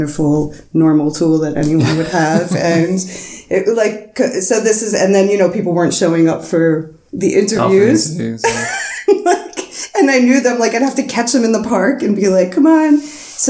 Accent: New York City, New York, United States; moved away as an adult; now in Berlin, Germany; where I'm from in Queens

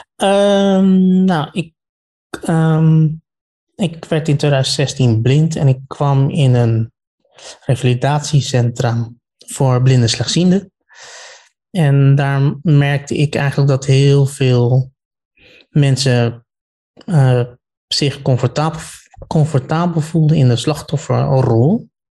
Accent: The Hague, South Holland, Netherlands; ik kom uit Den Haag

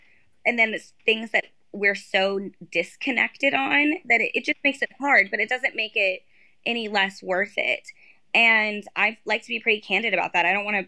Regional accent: Texas, United States; I'm from Texas.

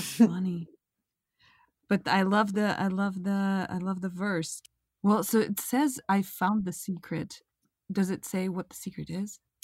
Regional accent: Russia; moved away as an adult; also born or lived in Israel; now in United States; I come from Russia, I grew up in a kind of agnostic

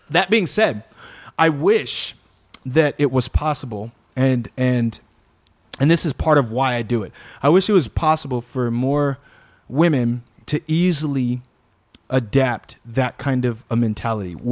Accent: Chicago, Illinois, United States; I'm from Chicago.

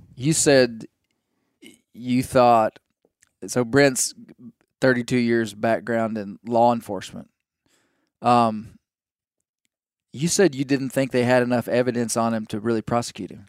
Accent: Mena, Arkansas, United States; from my hometown

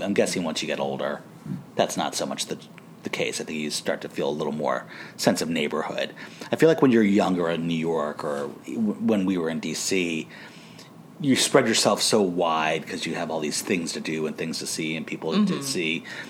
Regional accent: Canada; he used to play hockey, I'm Canadian, I can't help it.

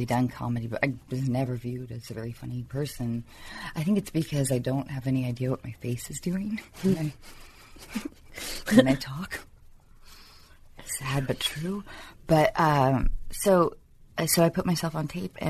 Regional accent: Seattle, Washington, United States; because I'm from Seattle

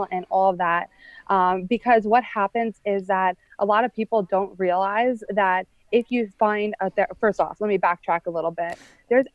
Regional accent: Long Island, New York, United States; I'm from Long Island, New York

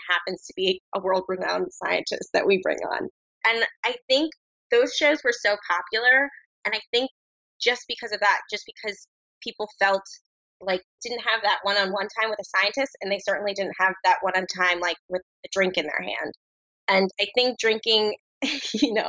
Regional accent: New Jersey, United States; now in Brooklyn, United States; I'm just my Jersey young self

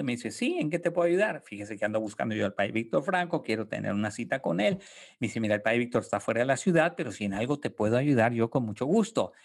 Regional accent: Tijuana, Baja California, Mexico; moved away as an adult; also born or lived in Monterrey, Mexico; now in San Antonio, United States; Yo nací en Tijuana, en, en Baja California, este, crecí en una familia con cinco hermanos

